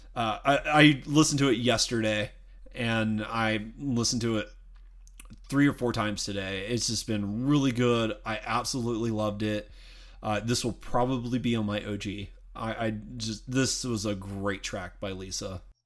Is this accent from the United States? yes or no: yes; the South, United States; I'm from the South